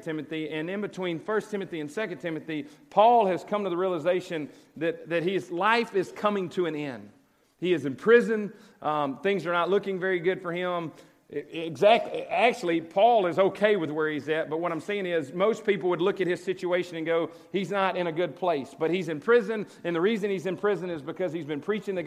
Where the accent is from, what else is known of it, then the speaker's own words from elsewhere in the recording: Cleveland, Mississippi, United States; now in Oxford, United States; I grew up in Cleveland. I'm a Delta boy